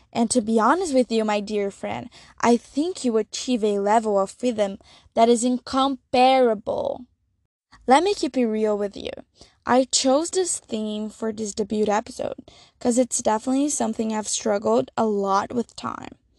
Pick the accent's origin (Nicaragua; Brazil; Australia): Brazil; I'm from Brazil